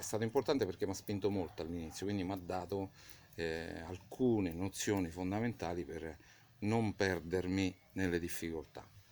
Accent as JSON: {"language": "Italian", "town": "Vicovaro", "region": "Lazio", "country": "Italy", "tie": "born or raised there", "also_born_or_lived": "London", "said": "io sono cresciuto eh, a Vicovaro"}